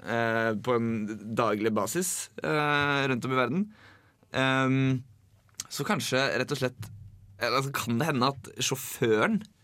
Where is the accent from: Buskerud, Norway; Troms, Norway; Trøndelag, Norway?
Buskerud, Norway; Drammen; moved away; Jeg var hjemme i Drammen en tur